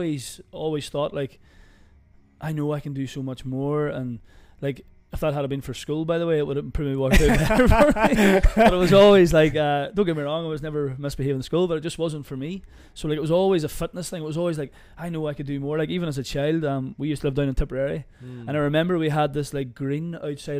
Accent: Limavady, Northern Ireland, United Kingdom; I'm from Limavady, born and bred.

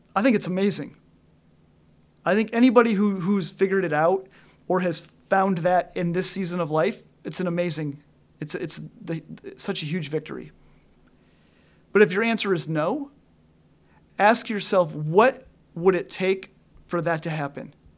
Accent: Northwest Illinois, United States; I grew up in Northwest Illinois, right up by the Wisconsin border.

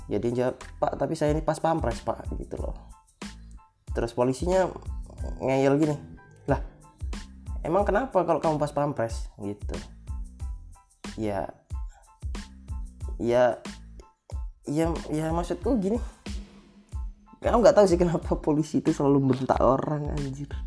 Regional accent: Lampung, Indonesia; Aku juga nggak tahu sih jalan mana soalnya aku nih orang Lampung jadi aku nggak nggak terlalu nggak terlalu ngerti lah gimana itu dan mogot segala macem.

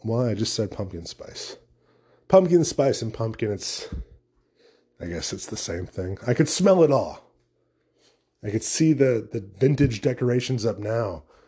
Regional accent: United States; As an American

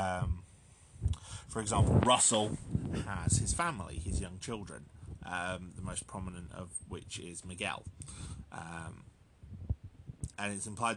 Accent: United Kingdom; as a Brit

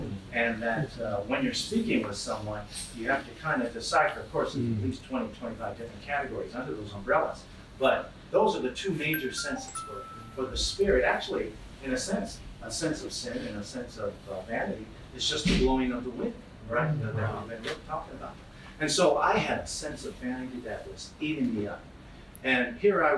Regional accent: Oakland, California, United States; like most kids growing up in Oakland

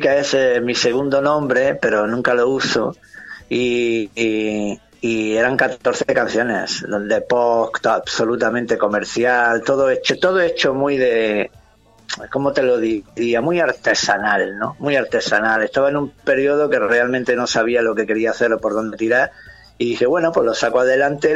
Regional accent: Granada, Andalusia, Spain; moved away as an adult; me siento muy orgulloso de lo que soy y de donde soy, en este orden, granaíno, andaluz y español

